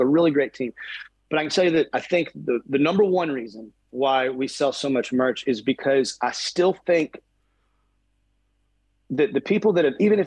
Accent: Texas, United States; born and raised in Texas

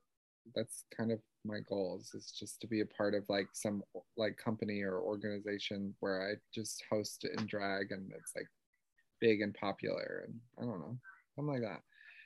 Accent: the South, United States; I'm from the South, living in the big city. So I come from a really non-progressive area.

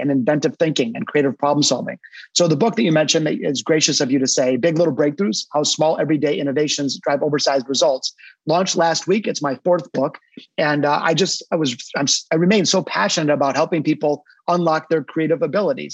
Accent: Detroit, Michigan, United States; now in Naples, United States; my hometown of Detroit, Michigan, not Naples where I am today, but I'm a hardcore Detroiter

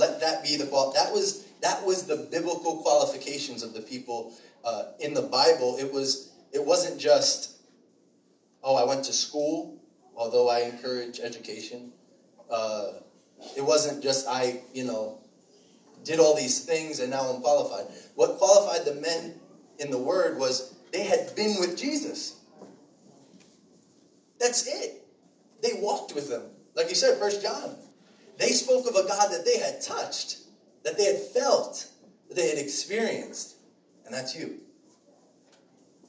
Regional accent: Shirley, New York, United States; I grew up in Shirley, too, over by the expressway, so I went to Longwood.

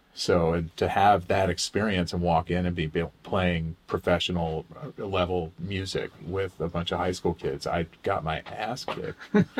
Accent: Oklahoma, United States; also born or lived in Minnesota; You know, I actually settled in Oklahoma maybe when I was about 11 or 12, but we moved around a lot prior to that. So the immediate locale before that was in Minnesota.

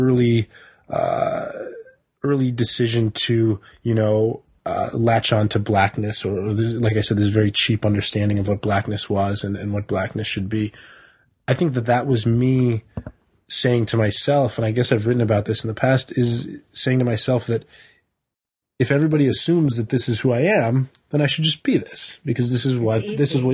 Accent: Tucson, Arizona, United States; I was raised in overseas in Tucson, Arizona, but I wasn't raised in anywhere where there was a significant black population

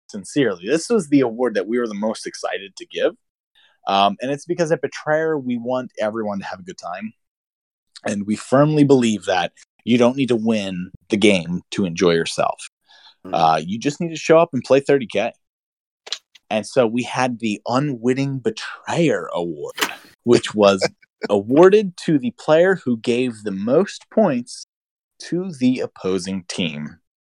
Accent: Pennsylvania, United States; I'm from Pennsylvania, so we have to actually pronounce things the way they're supposed to be pronounced

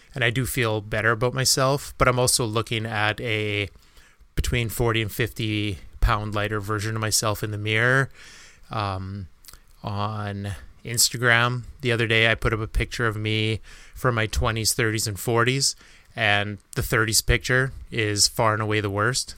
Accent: Canada; being Canadian

